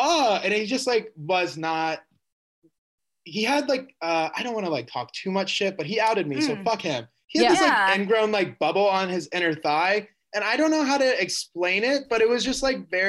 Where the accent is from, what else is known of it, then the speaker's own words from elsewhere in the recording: Kansas City, Missouri, United States; I grew up in Kansas City, Missouri